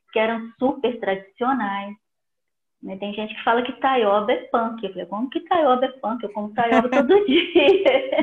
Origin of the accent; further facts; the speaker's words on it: Belo Horizonte, Minas Gerais, Brazil; em Minas, né, eu sou de Belo Horizonte